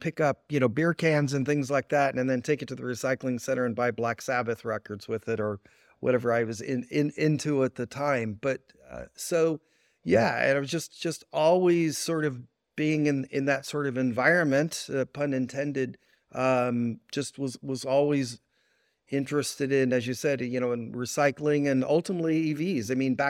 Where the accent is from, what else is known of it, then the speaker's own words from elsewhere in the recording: Oakland, California, United States; Yeah, so I grew up in Oakland, California.